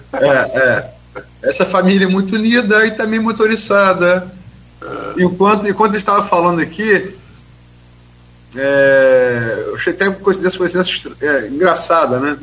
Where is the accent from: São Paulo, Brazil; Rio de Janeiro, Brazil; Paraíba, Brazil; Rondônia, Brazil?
Rio de Janeiro, Brazil; Campos dos Goytacazes; also born or lived in Niterói; nasci em Niterói, mas fui criado desde uma unidade aqui em Campos